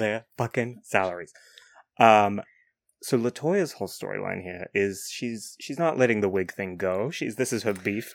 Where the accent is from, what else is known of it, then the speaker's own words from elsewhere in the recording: New Zealand; being from New Zealand